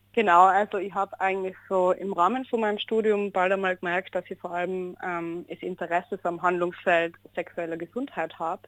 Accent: Innsbruck, Tyrol, Austria; born or raised there

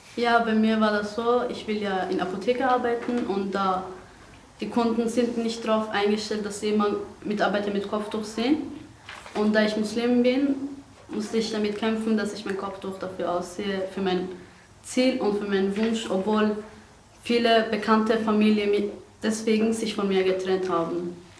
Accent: Iran; German is a second language; also born or lived in Afghanistan; now in Austria; Aus Afghanistan ursprünglich. Bin aber in Iran aufgewachsen und auch geboren. Und seit sechs Jahren bin ich hier in Österreich

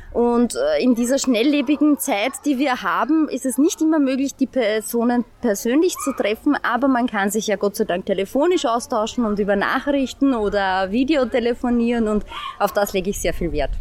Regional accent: St. Pölten, Lower Austria, Austria; ich bin aus St. Pölten, lebe hier, arbeite hier

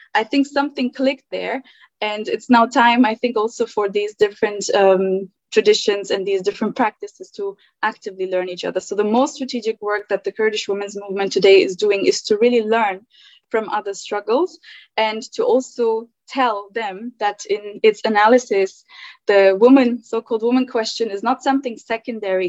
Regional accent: Germany; also born or lived in Turkey; now in United Kingdom; I was born in Turkey, but I, I grew up in Germany

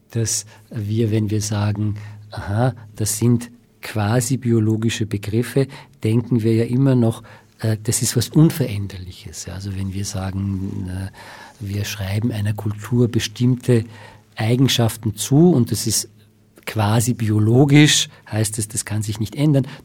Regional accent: Iran; now in Austria; also ich bin Iraner und ich bin jetzt in Österreich

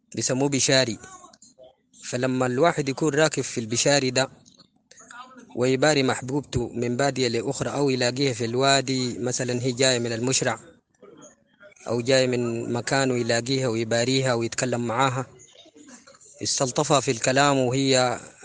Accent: Sudan; نحن السودان دي باعتبارها قارة يعني فيها لهجات

